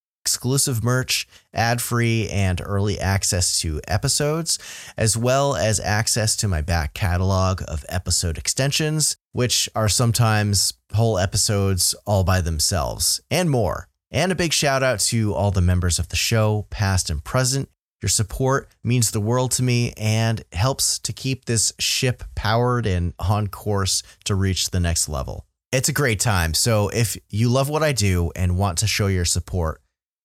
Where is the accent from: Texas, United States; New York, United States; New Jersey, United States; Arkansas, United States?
New York, United States; my home state